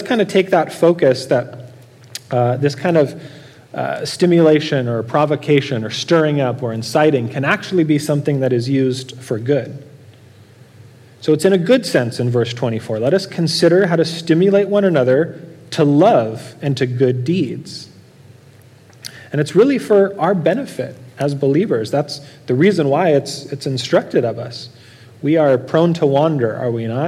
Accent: Norco, California, United States; I grew up in Norco

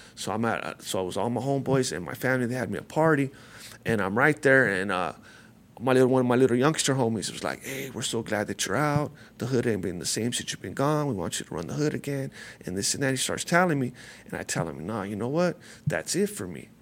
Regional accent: La Puente, California, United States; I grew up right here, near here, a lot of, uh, I'm from, uh, La Puente, California

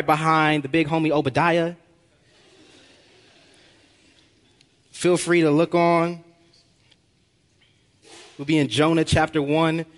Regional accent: Long Beach, California, United States; I'm from Long Beach, California. And where I'm from, there's a huge gang infestation. I had two choices growing up

